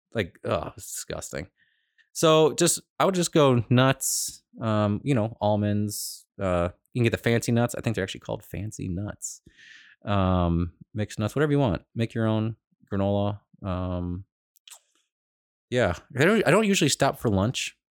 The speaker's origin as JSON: {"language": "English", "town": "Cleveland", "region": "Ohio", "country": "United States", "said": "I'm from Cleveland. I'm in California"}